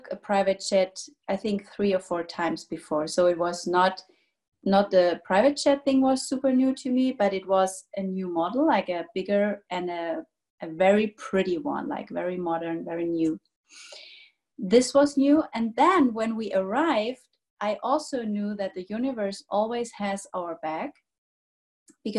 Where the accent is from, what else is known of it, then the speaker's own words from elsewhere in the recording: Germany; I'm from Germany